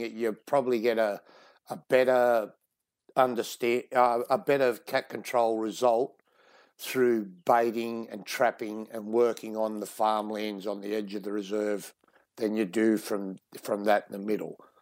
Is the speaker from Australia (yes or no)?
yes; Sydney, New South Wales, Australia; moved away as an adult; now in Western Australia, Australia; I grew up in Sydney